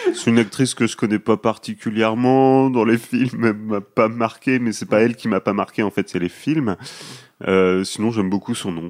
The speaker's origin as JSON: {"language": "French", "country": "France", "said": "nous en France on fait la bise à tout le monde tout le temps"}